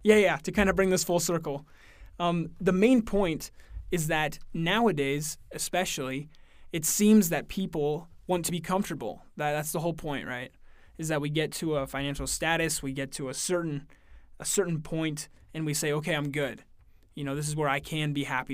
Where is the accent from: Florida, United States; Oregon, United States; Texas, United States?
Oregon, United States; Oakland; I'm from Oregon. I live in a really small town in Oregon called Oakland, Oregon